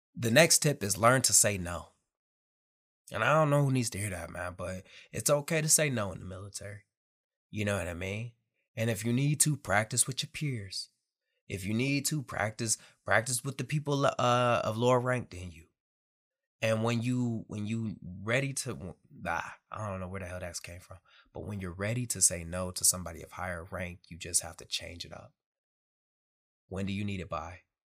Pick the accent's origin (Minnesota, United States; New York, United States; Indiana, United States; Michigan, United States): Michigan, United States; Detroit; moved away as an adult; also born or lived in Camp Pendleton, California; I'm from Detroit, Michigan